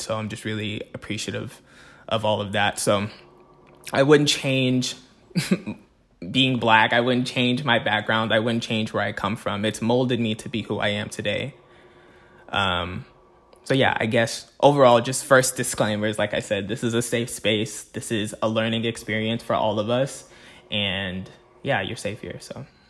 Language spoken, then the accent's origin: English; Fayetteville, Arkansas, United States; was born and raised in Fayetteville, Arkansas